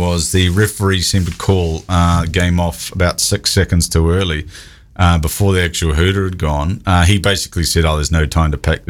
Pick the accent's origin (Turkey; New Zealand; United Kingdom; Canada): New Zealand; I'm from New Zealand.